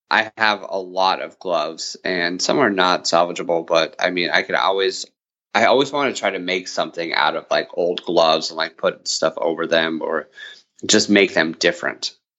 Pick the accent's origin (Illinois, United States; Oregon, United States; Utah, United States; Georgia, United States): Utah, United States; I grew up in Utah